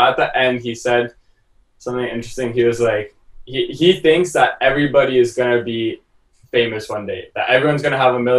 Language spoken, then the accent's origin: English; Toronto, Ontario, Canada; cause we're from Canada.